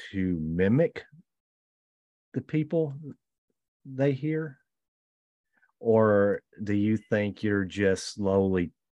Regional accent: the South, United States; accent: Southern

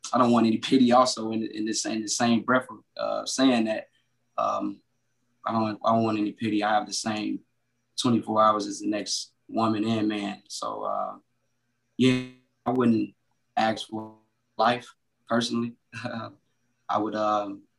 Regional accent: Chicago, Illinois, United States; also born or lived in Ohio; I originally was born in Ohio. I was raised in Chicago

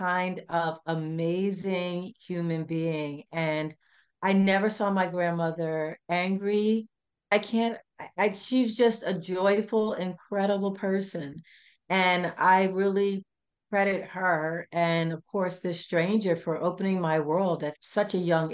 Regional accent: Philadelphia, Pennsylvania, United States; I am actually originally from Philadelphia, so the city of brotherly love and sisterly affection

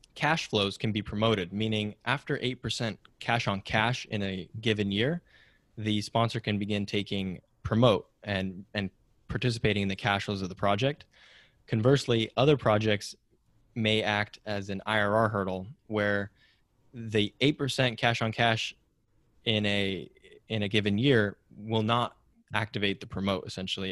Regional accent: Silicon Valley, California, United States; growing up in Silicon Valley

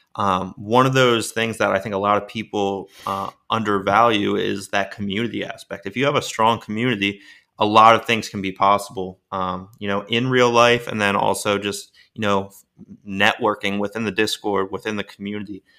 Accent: Baltimore, Maryland, United States; moved away; also born or lived in Florida; I was born in Baltimore, Maryland

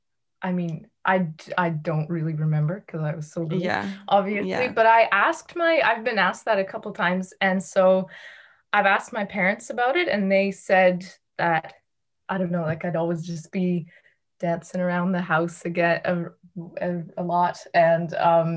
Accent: Amsterdam, North Holland, Netherlands; born there; also born or lived in Toronto; Well, I was born in Amsterdam. My mom's Dutch and my dad's Canadian. And I lived in Toronto for a little bit when I was little.

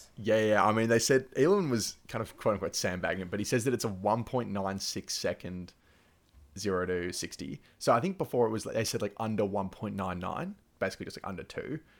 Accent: Victoria, Australia; in Victoria, like my home state

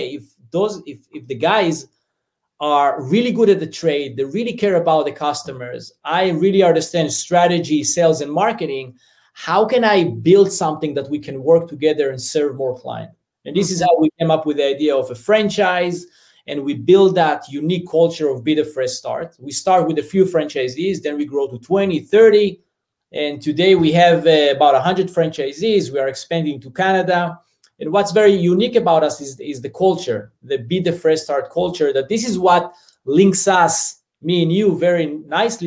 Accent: Southern District, Israel; English is a second language; moved away as an adult; now in United States; So as you hear my accent, I'm originally from Israel. So I grew up in a small farm in the south part of Israel, a very small community with about 48 families.

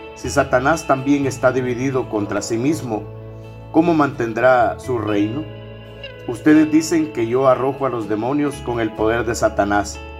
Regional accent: El Salvador

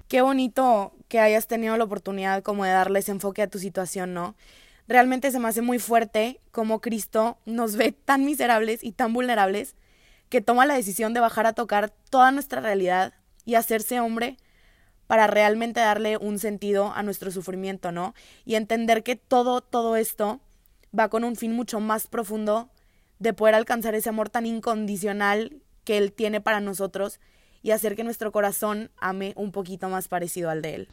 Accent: Monterrey, Nuevo León, Mexico; Soy de Monterrey, tengo 20 años

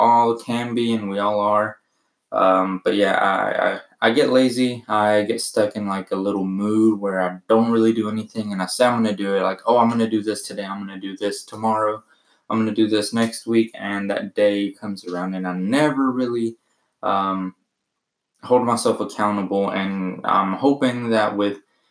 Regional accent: Arkansas, United States; also born or lived in Mexico; I was born in Mexico, lived there for 3 years, moved to the U.S. and have been in Arkansas ever since. I went to school, graduated high school here

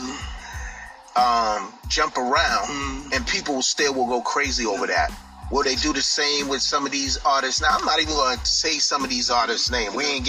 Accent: Boston, Massachusetts, United States; I'm from Mattapan. Born and raised.

